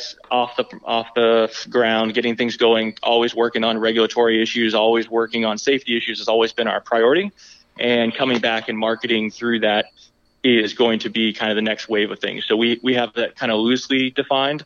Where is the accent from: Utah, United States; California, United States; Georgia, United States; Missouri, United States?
Georgia, United States; I grew up in Georgia, but we went back to visit a lot